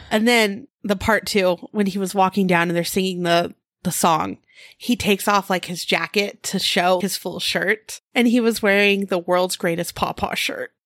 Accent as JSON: {"language": "English", "region": "California", "country": "United States", "accent": "California", "said": "I'm from California. I didn't realize it, but I guess there is a California accent"}